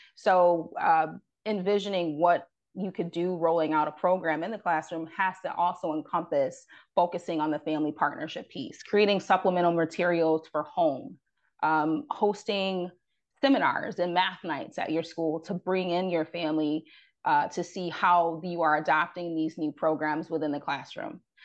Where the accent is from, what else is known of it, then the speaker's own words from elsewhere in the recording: Rochester, New York, United States; as I am from upstate New York, I'm from Rochester.